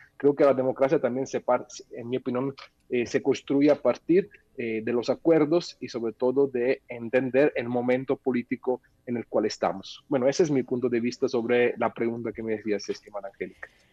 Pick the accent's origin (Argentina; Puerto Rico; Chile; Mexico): Mexico; como ciudadano mexicano